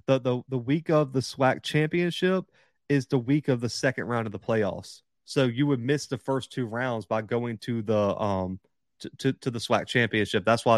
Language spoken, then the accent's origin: English; New Jersey, United States; I'm from New Jersey, and trying to watch Monmouth in January would not be fun.